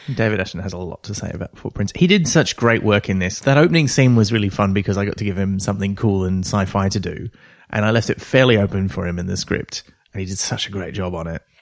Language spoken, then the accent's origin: English; Australia; like me, being Australian